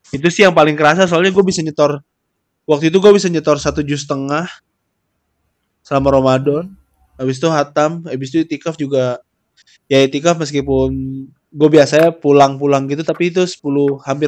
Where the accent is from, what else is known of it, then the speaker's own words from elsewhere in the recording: Bekasi, West Java, Indonesia; gua tuh orang Bekasi